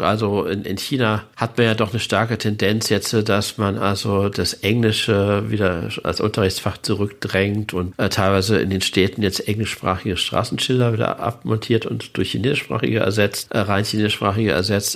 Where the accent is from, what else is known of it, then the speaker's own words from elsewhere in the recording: Germany; als Deutscher